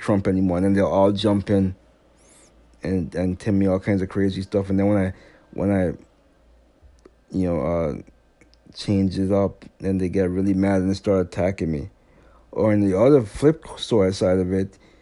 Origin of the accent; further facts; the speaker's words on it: U.S. Virgin Islands; moved away; I'm from St. Thomas. He keeps saying I'm from Haiti. I know I'm not from Haiti.